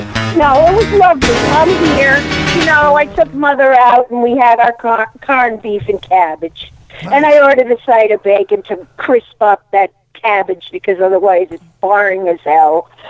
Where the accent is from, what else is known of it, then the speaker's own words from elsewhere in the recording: Connecticut, United States; now in Delaware, United States; I'm calling from Connecticut. I'm in my childhood home. I'm still at mom's.